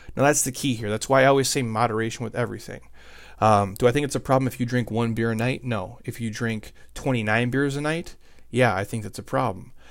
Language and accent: English; Midwest, United States; I grew up in the Midwest, and we didn't have any money